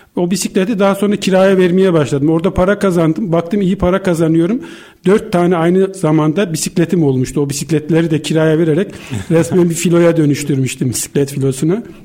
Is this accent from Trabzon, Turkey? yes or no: no; Gürün, Sivas Province, Turkey; moved away as an adult; also born or lived in Istanbul; Ben 1965 e, e, Sivas Gürün doğumluyum ilkokul yıllarına kadar